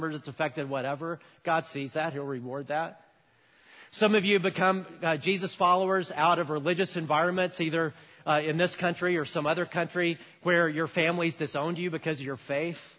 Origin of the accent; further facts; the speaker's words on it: United States; as an American 18-year-old